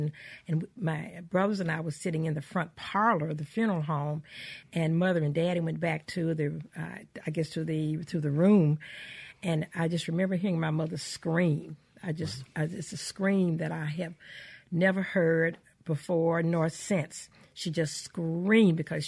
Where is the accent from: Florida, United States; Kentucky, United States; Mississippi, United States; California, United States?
Mississippi, United States; Canton; also born or lived in Farmhaven, Mississippi; I was born in Farm Haven, however, which is about 16 miles east of Canton, but we moved to Canton when I was five or six.